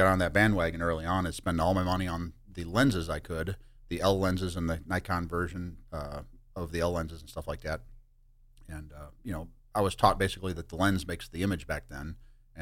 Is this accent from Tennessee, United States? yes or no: no; St. Louis, Missouri, United States; I grew up in St. Louis